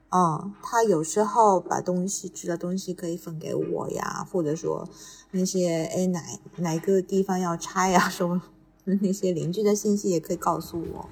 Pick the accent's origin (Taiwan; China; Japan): Japan; Tokyo; 小时候是在，那个也是在东京长大的嘛，就比较习惯这个氛围